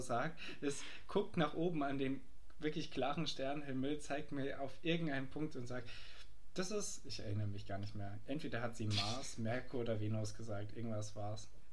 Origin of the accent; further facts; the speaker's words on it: Germany; wo wir als Deutsche